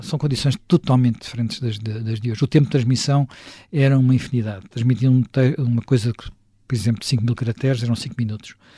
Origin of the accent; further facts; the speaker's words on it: Lisbon, Portugal; also born or lived in Sintra; Eu que nasci em Lisboa, cresci em Lisboa, vivi sempre em Lisboa